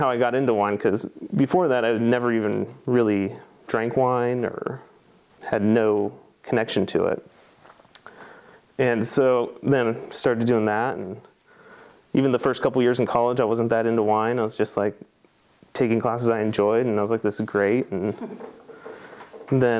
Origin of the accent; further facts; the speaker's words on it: Astoria, Oregon, United States; I was born and raised in Astoria, Oregon, so on the very northwestern tip, right at the mouth of the river